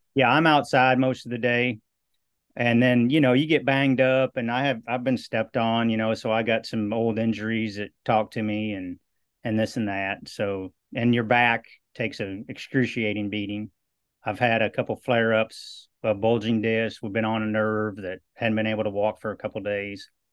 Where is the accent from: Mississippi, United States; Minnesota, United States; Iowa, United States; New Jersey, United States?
Iowa, United States; Western; now in Southeast Texas, United States; I grew up in Western Iowa